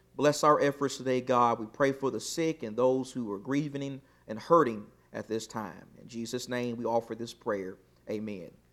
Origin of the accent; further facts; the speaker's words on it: Texas, United States; I'm from Texas